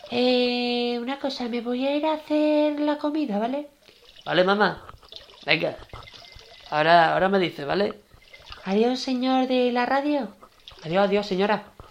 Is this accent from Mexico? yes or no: no; Seville, Andalusia, Spain; now in Lugo, Spain; Mami, yo realmente soy de Sevilla, pero me vine aquí al Lugo Mm. Me vine aquí a Lugo a vivir porque era una zona bonita